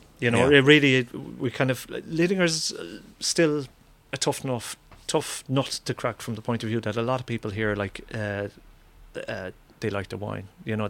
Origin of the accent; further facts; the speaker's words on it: Ireland; now in Sweden; I'm quite sure they know I'm Irish. Like, I speak a bit of Swedish, but like with an accent